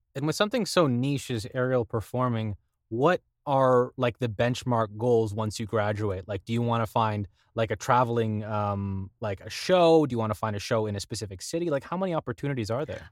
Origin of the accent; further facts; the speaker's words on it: Thornhill, Ontario, Canada; Thornhill for me